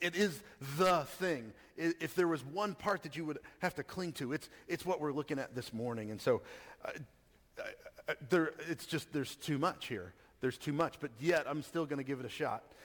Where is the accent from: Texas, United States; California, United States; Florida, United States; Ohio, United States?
Texas, United States; I grew up in Texas